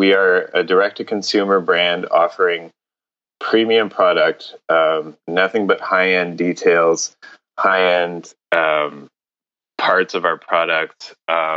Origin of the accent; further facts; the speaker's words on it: Montreal, Quebec, Canada; I grew up in Montreal in Canada